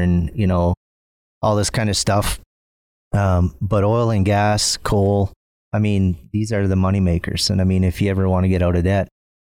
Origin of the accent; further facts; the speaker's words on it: Northern Ontario, Canada; now in Red Deer, Canada; grew up in Northern Ontario, Canada